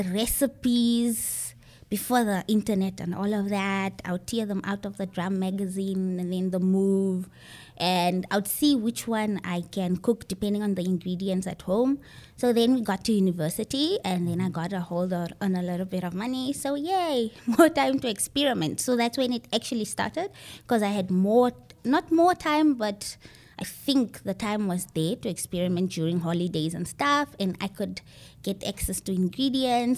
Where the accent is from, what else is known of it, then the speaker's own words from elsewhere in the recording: Windhoek, Khomas, Namibia; I grew up in Windhoek and Shandubala